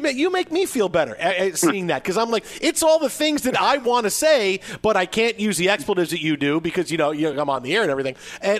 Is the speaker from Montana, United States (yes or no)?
no; Syracuse, New York, United States; I was born in Syracuse. I went to school there.